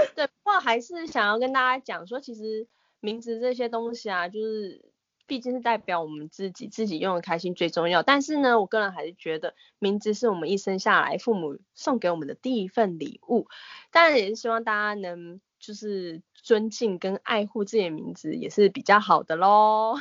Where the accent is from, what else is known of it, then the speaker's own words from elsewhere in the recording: Taiwan; 我们台湾人